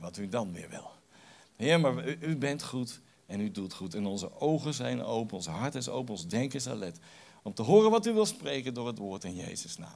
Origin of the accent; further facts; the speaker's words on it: The Hague, South Holland, Netherlands; Ik kom uit Den Haag